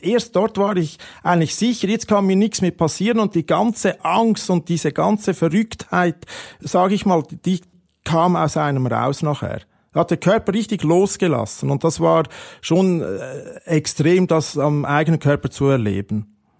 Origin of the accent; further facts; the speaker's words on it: Switzerland; als Schweizer